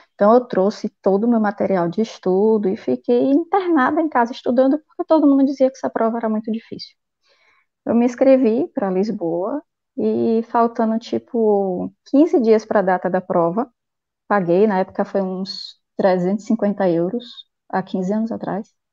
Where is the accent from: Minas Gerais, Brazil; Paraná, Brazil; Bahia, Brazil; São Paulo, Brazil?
Bahia, Brazil; Feira de Santana; moved away as an adult; lá na minha cidade mesmo, em Feira de Santana